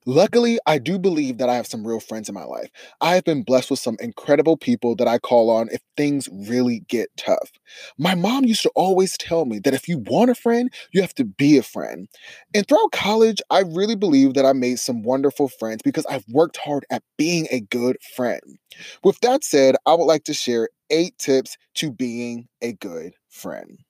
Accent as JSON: {"language": "English", "town": "Columbus", "region": "Ohio", "country": "United States", "tie": "born or raised there", "said": "I grew up in Columbus, Ohio with little resources and big dreams."}